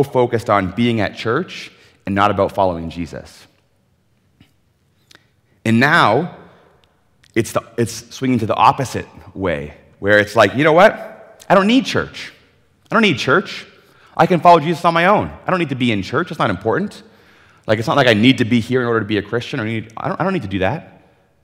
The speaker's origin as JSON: {"language": "English", "region": "Ontario", "country": "Canada", "tie": "born or raised there", "moved": "as an adult", "lives_now": "British Columbia, Canada", "said": "I grew up in Ontario"}